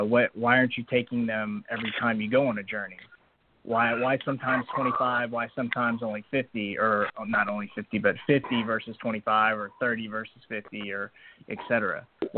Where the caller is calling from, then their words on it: Texas, United States; I'm from Texas.